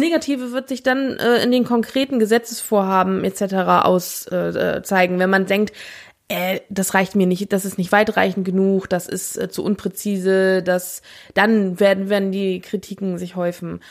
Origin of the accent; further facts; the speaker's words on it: West Germany, Germany; wir als Westdeutsche